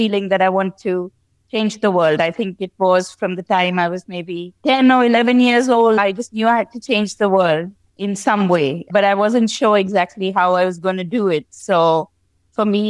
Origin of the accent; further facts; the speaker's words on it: Delhi, India; moved away as an adult; also born or lived in London, United Kingdom; I grew up in India, and I left home fairly early, just after university